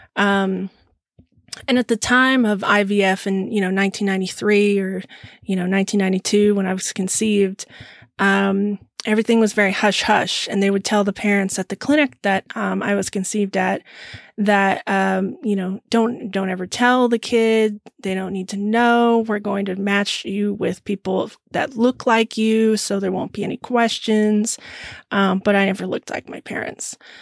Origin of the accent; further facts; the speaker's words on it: Lemmon Valley, Nevada, United States; also born or lived in Sparks, Nevada / Reno, Nevada; now in Texas, United States; I grew up in um, Lemon Valley, which is a little bit north of Reno, Nevada. I was born there in Sparks, Nevada.